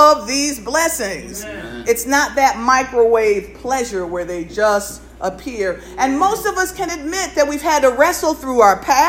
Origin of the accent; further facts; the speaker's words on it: Norfolk, Connecticut, United States; we grew up here in Connecticut in the northwest corner of the state. And in Norfolk, when I was growing up